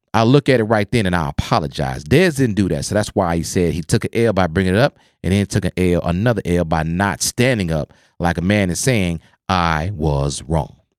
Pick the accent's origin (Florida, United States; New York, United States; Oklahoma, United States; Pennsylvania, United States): Oklahoma, United States; I grew up in Oklahoma